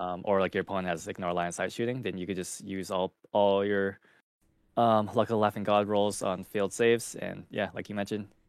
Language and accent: English; Southern California, United States; I am also Southern. I'm from Southern California.